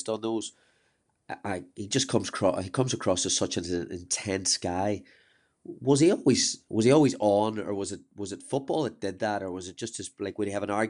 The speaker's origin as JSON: {"language": "English", "country": "United Kingdom", "tie": "born or raised there", "said": "growing up in Britain"}